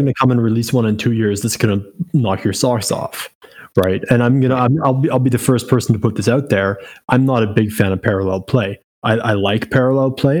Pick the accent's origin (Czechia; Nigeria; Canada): Canada; as a Canadian